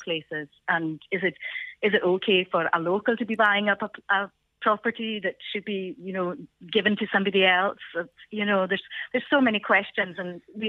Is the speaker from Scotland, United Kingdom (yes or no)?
yes; Isle of Lewis, Scotland, United Kingdom; first language Scottish Gaelic; English is a second language; now in Glasgow, United Kingdom; I'm from the Isle of Lewis, and I was born, brought up there. My first language is Gaelic, but I do live in the city of Glasgow